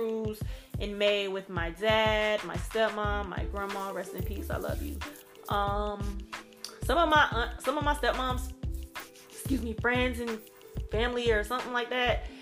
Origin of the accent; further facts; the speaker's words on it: Gulfport, Mississippi, United States; also born or lived in New Orleans, Louisiana; I'm from Gulfport, Mississippi, which is an hour from New Orleans